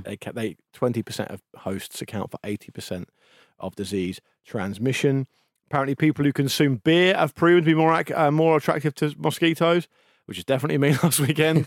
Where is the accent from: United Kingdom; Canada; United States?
United Kingdom; people just think of us as being British